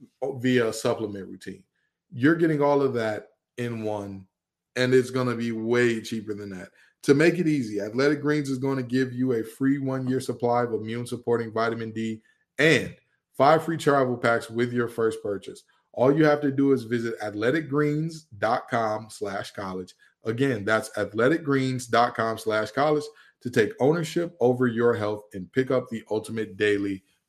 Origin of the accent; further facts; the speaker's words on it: Detroit, Michigan, United States; And mind you, I'm from Detroit, Michigan.